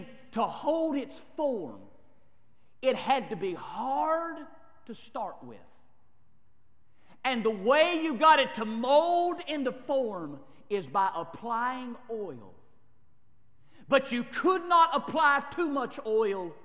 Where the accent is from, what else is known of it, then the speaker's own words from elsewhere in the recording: United States; We're Americans